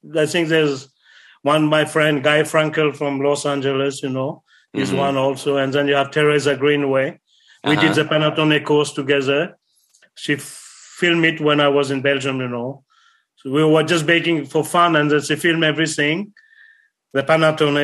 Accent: Sweden; I am from Sweden

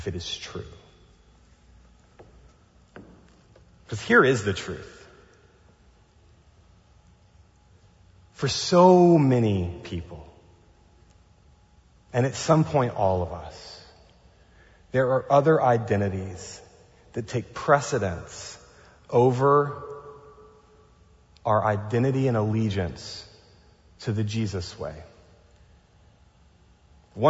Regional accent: the South, United States; now in Pasadena, United States; I grew up inside of a Southern Baptist tradition in the South

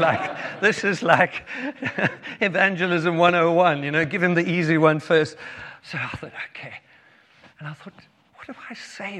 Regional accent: Cape Town, Western Cape, South Africa; moved away; we are from South Africa. Um, born in Cape Town, met Heather when I was 14 years old

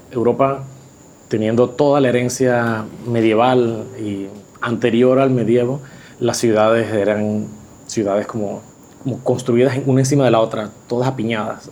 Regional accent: Panama; soy arquitecto panameño

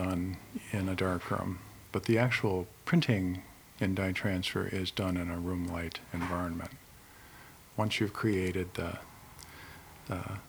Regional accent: Oak Park, Illinois, United States; moved away as an adult; also born or lived in Chicago / Connecticut; now in Middletown, United States; I'm actually from Chicago. And I grew up in Oak Park, and I came to Connecticut to work at the Meriden Gravure Company in 1979

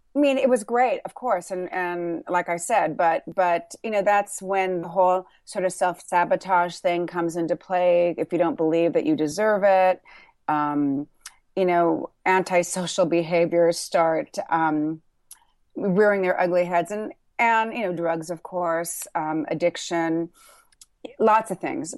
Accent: Burbank, California, United States; also born or lived in Thousand Oaks, California; I grew up in Burbank, California, in Thousand Oaks, California

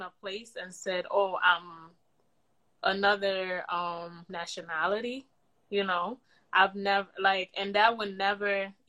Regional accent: Sierra Leone

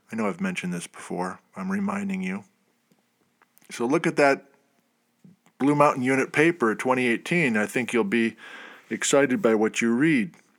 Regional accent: Wisconsin, United States; moved away; I went to the University of Wisconsin in Madison. That's, that's my home state.

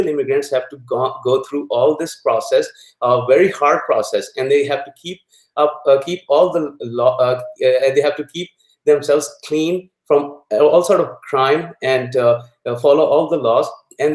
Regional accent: Lahore, Punjab, Pakistan; moved away as an adult; now in United States; I'm originally from Pakistan. I was born and raised in Lahore, Pakistan

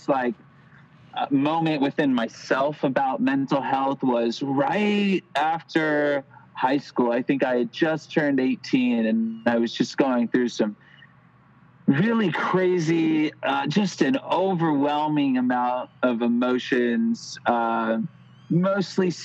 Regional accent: Lodi, California, United States; also born or lived in Sacramento / Los Angeles; now in Santa Cruz, United States; I'm from this little town called Lodi, and that you wouldn't believe is actually in California.

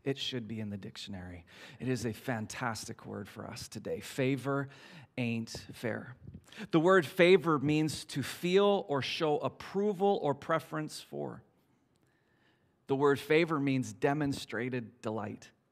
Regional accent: Canada; me and my friends, we're from Canada

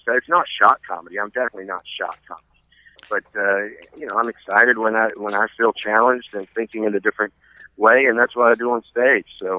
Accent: the South, United States; accent: southern; my southern accent kicks in a little more.

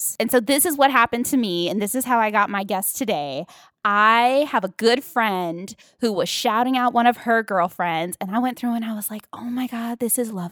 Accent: Long Beach, California, United States; now in Los Angeles, United States; I'm from Paramount, North Long Beach, Compton.

